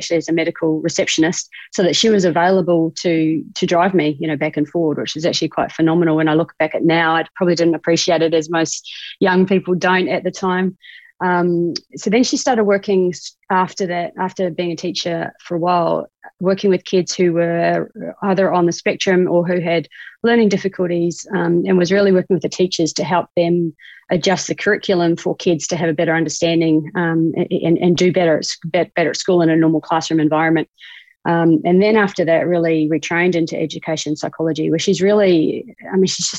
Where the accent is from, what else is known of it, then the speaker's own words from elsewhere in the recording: New Zealand; accent: Kiwi; now in Australia; They all give me grief about my Australian accent, but I still get grief here in Australia about my Kiwi accent.